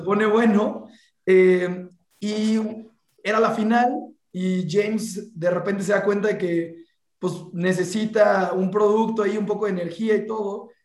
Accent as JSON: {"language": "Spanish", "region": "Veracruz", "country": "Mexico", "said": "soy de Veracruz"}